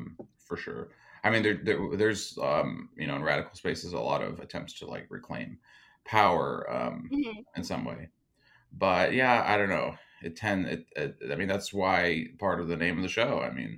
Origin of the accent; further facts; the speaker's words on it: New York City, New York, United States; I'm not southern. I'm from New York City.